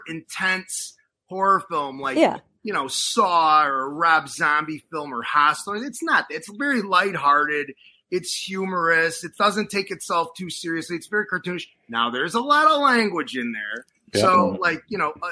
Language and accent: English; Chicago, Illinois, United States; accent: street Chicago; I was raised by my maternal grandfather for many years, and he used to tell me he wouldn't like it if I like used my street Chicago accent